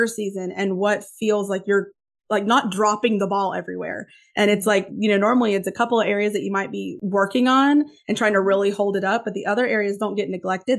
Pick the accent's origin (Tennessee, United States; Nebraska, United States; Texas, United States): Tennessee, United States; Northeast; It's the way I was brought up or what in Northeast Tennessee.